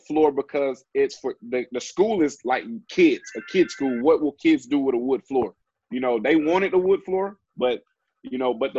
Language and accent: English; Alabama, United States; I'm from Alabama